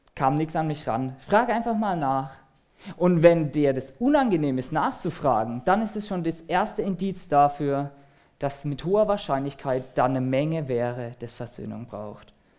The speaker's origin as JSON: {"language": "German", "country": "Germany", "said": "als Deutsche"}